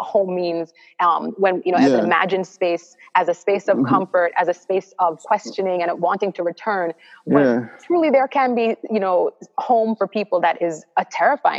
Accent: Stony Hill, Saint Andrew, Jamaica; I grew up in Stony Hill in St. Andrew

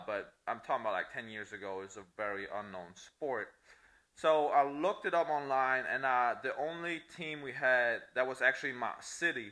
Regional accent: Italy; accent: Italian; English is a second language; moved away as an adult; also born or lived in Clearwater, Florida; now in United States; I was born and lived in Italy. That's where I'm from.

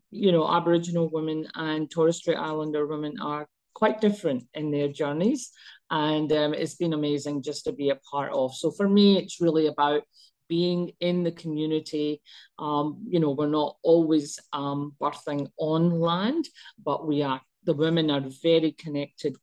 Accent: Scotland, United Kingdom; also born or lived in Pakistan (ancestry); now in Australia; I was actually born in Scotland, even though I'm Pakistani.

